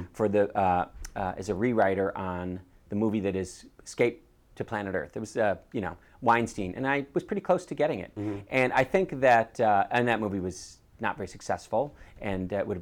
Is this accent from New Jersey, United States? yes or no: no; Shorewood, Wisconsin, United States; moved away; when I say I'm from Milwaukee, I'm actually from Shorewood